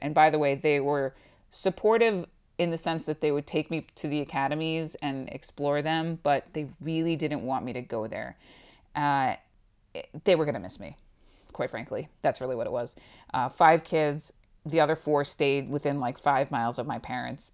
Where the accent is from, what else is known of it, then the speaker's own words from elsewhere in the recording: Long Island, New York, United States; moved away as an adult; now in Tucson, United States; I am originally from New York, actually on Long Island.